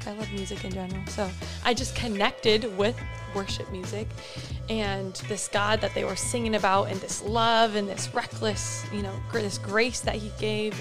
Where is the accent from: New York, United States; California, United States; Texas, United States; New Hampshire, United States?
California, United States; Fullerton; moved away as an adult; now in Newport Beach, United States; I grew up in Fullerton